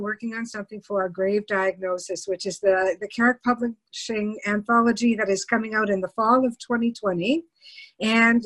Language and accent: English; Canada